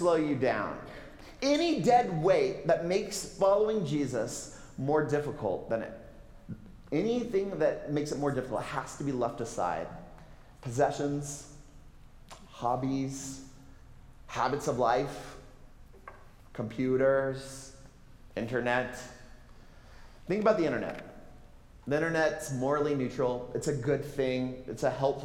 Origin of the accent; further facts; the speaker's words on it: Texas, United States; I'm from Texas